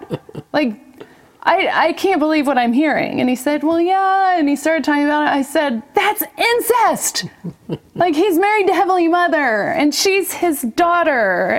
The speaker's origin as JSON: {"language": "English", "town": "Salt Lake City", "region": "Utah", "country": "United States", "tie": "born or raised there", "also_born_or_lived": "Honolulu, Hawaii / California", "said": "Only 8 months. Oh, my dad was doing his residency in the Army. And so we moved several places and then ended up in California between 4 and 8 years old. And then when we were 8, we moved to Salt Lake."}